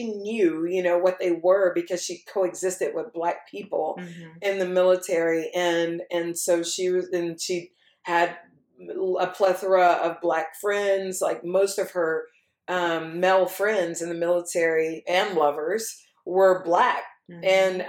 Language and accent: English; Texas, United States; I'm like, Texas. They're like, no, but I mean, originally. I'm like, yeah, no, originally I'm from mm-hmm. here.